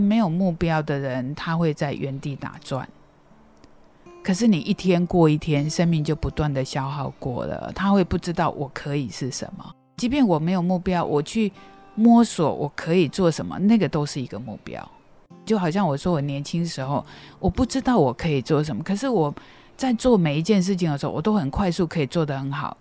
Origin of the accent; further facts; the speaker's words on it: Qimei, Penghu County, Taiwan; moved away; 从小出生在澎湖七美乡下，家里很穷